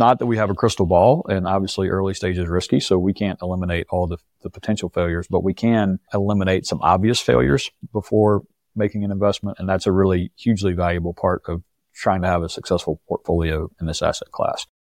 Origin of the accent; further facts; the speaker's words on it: Rock Hill, South Carolina, United States; moved away as an adult; I grew up in Rock Hill, which is just south of Charlotte